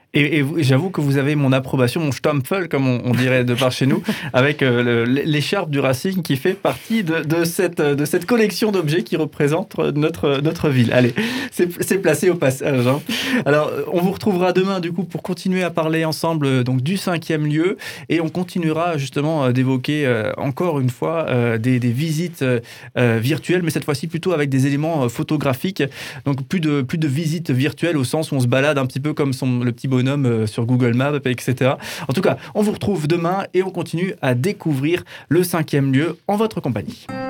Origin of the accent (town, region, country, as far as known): Strasbourg, Grand Est, France